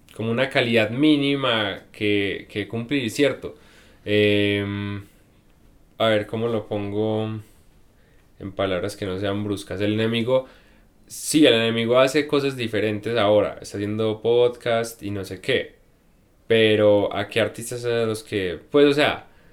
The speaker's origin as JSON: {"language": "Spanish", "town": "Medellín", "region": "Antioquia", "country": "Colombia", "said": "vengo de Medellín"}